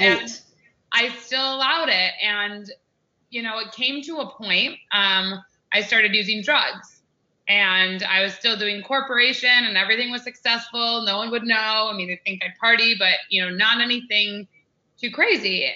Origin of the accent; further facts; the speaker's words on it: United States; I'm American